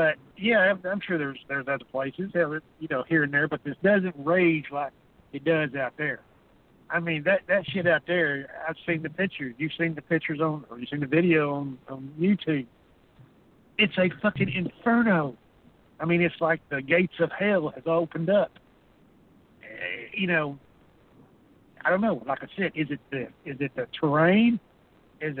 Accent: Texas, United States; I'm native Texan, I've lived here my entire life

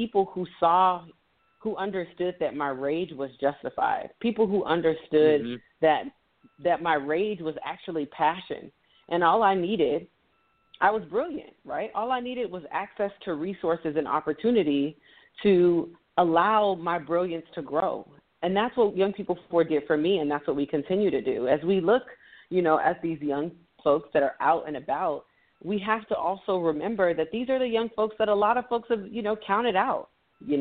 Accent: Miami, Florida, United States; moved away as an adult; now in Washington, D.C., United States; I grew up in Miami, Florida.

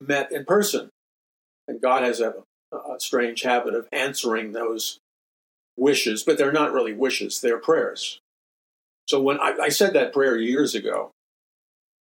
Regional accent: New York City, New York, United States; I grew up in New York City

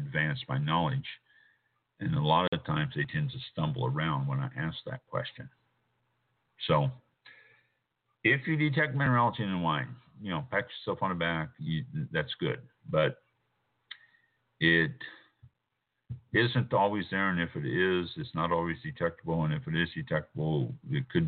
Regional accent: Kansas City, Missouri, United States; I was born and raised in Kansas City

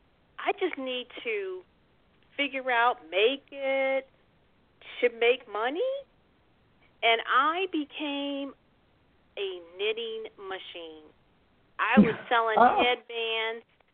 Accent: Chicago, Illinois, United States; when I was 9 years old, growing up in Chicago

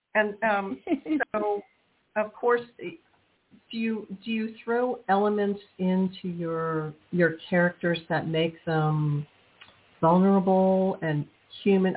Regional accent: New Orleans, Louisiana, United States; also born or lived in Texas; I'm from New Orleans

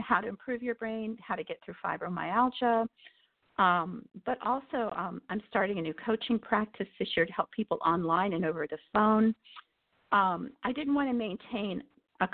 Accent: United States; I grew up in the Amish country

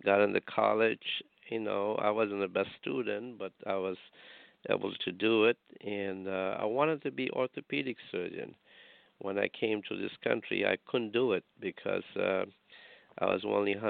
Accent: India; now in Rhode Island, United States; I'm a heart surgeon, sister, and I grew up in India

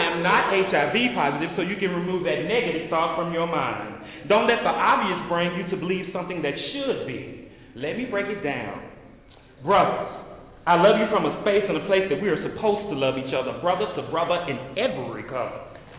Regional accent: Dallas, Texas, United States; I am from Oak Cliff, too.

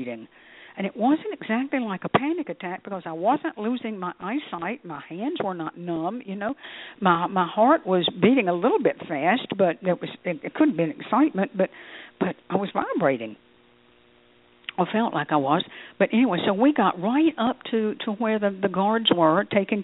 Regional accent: United States; I'm an American.

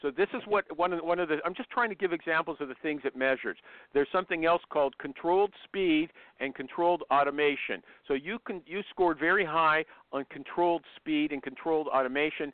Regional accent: Canada; I'm Canadian.

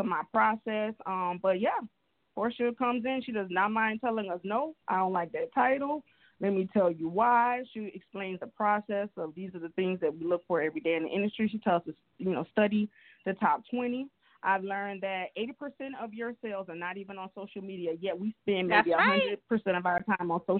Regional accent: Miami, Florida, United States; I'm from Miami, Florida

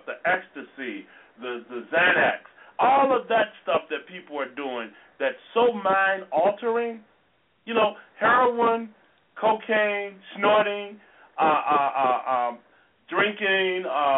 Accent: Chicago, Illinois, United States; I was also raised in the Robert Taylor Homes

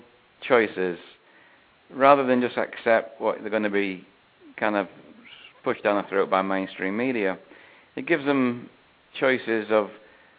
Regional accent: Manchester, North West England, United Kingdom; now in Fort Lauderdale, United States; I'm from Manchester originally, in the UK

